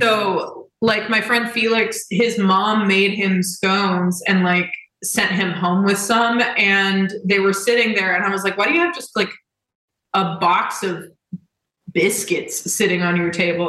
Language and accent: English; Indianapolis, Indiana, United States; I'm from Indianapolis.